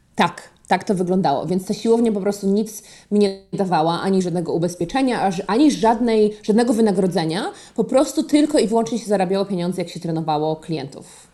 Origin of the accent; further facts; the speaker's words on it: Poland; moved away as an adult; also born or lived in Boston, Massachusetts, United States; now in Connecticut, United States; w Polsce zawsze byłam córką moich rodziców, ja jestem z małego miasta, wszyscy ich znają